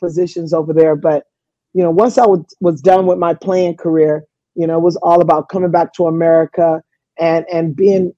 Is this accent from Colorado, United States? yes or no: no; Los Angeles, California, United States; moved away as an adult; also born or lived in Italy / Sugar Land, Texas; I grew up in the inner city of Watts in Los Angeles